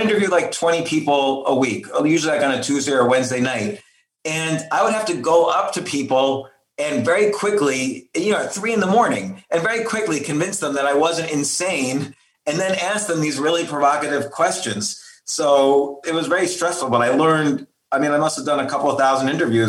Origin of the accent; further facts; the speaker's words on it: New York City, New York, United States; moved away as an adult; now in Key Biscayne, United States; I was born in New York and lived in and around New York City all my life